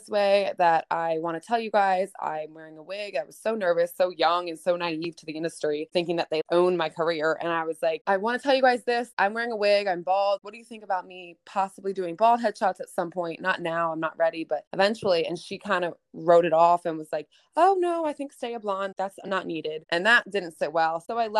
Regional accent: East Coast, United States; I'm from the East Coast, but I stayed with my friend

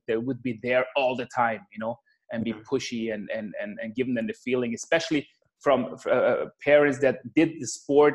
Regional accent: south of Austria, Austria; born or raised there

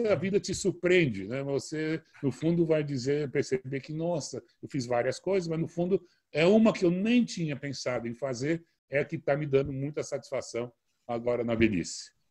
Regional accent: Brazil; eu sou brasileiro nato, sim, uh, nasci no Hospital Samaritano.

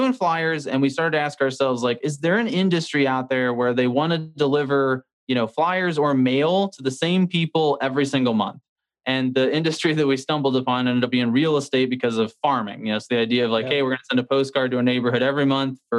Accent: St. Louis, Missouri, United States; born and raised in St. Louis, Missouri.

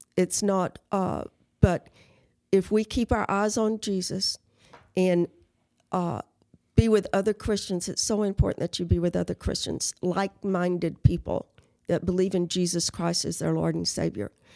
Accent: Carrizo Springs, Texas, United States; moved away as an adult; I was born in Carrizo Springs

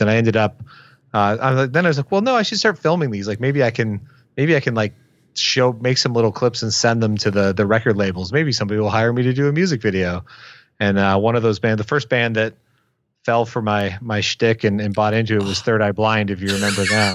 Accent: Windsor, Ontario, Canada; I grew up in Windsor, Ontario, Canada, which, for point of reference, is across the river from Detroit, Michigan.

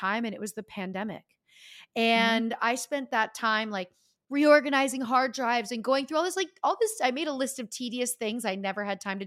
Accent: Easton, Pennsylvania, United States; moved away; also born or lived in Los Angeles; as a young person growing up in Easton, Pennsylvania

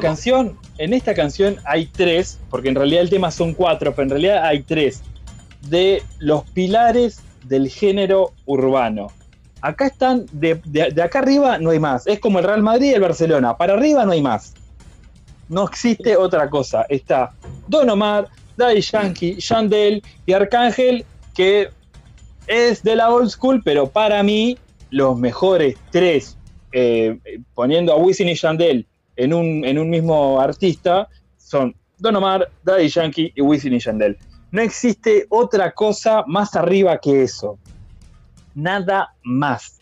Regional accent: Flor de Maroñas, Montevideo, Uruguay; Yo, de Flor de Maroña, papá, Uruguay

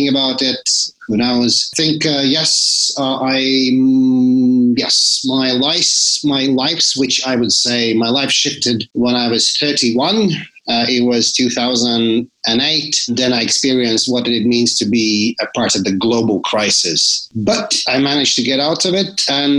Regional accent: Latvia; So I come from Latvia. So that's where I was born.

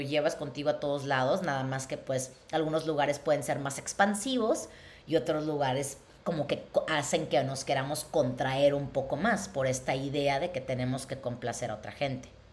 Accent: Mexico; moved away; si yo me hubiera quedado en México, en la ciudad de donde soy

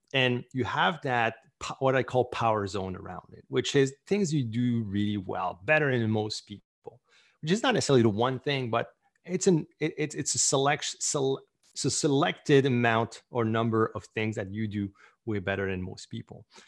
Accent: Canada; I'm Canadian

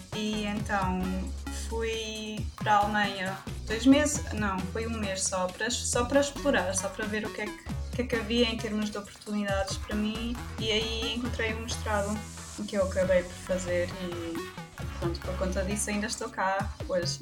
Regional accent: Portugal; first language German; Portuguese is a second language; moved away as an adult; also born or lived in Germany; now in Nuremberg, Germany; grande parte da minha vida foi, foi vivida em Portugal

